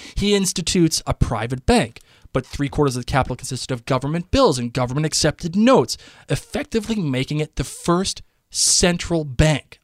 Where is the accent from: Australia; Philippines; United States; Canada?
United States; I'm American